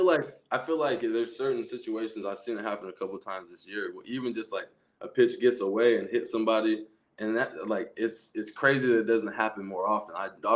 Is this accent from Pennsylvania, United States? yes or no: no; Portland, Oregon, United States; My hometown in Portland